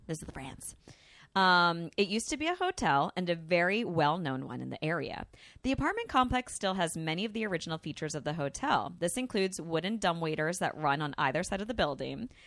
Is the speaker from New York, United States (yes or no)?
yes; New Rochelle, New York, United States; also born or lived in Stuart, Florida; now in Hawaii, United States; I'm from New Rochelle, New York